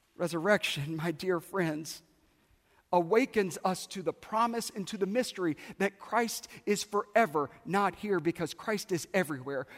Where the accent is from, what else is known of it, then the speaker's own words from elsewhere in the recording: South Carolina, United States; moved away; I grew up in South Carolina